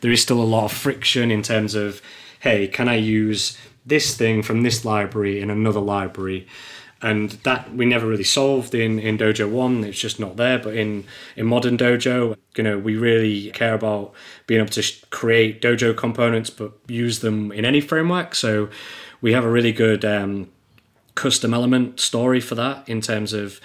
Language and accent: English; England, United Kingdom